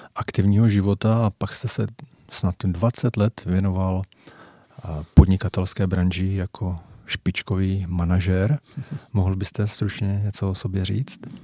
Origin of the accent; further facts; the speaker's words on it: Jaroměř, Hradec Králové Region, Czechia; moved away; oba pocházíme z Jaroměře